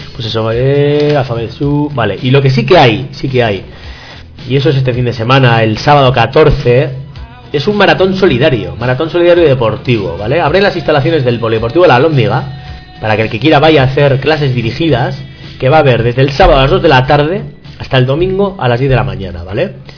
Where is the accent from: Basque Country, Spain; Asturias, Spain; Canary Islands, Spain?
Basque Country, Spain; Barakaldo; mi pueblo, de las de Baracaldo